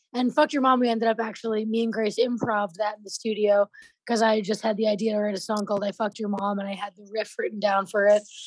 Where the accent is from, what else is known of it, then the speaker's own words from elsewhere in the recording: New York, United States; I'm from New York